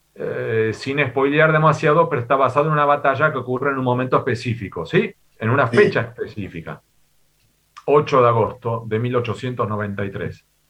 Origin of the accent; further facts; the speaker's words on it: Argentina; moved away as an adult; also born or lived in Spain / United States; yo soy nacido en América Latina, soy y me considero argentino